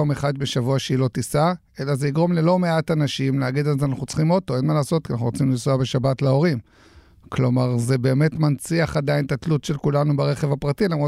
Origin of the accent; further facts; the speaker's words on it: Haifa, Haifa District, Israel; now in Petah Tikva, Israel; אנחנו שנינו חיפאים, אז אנחנו מכירים אוטובוסים בחיפה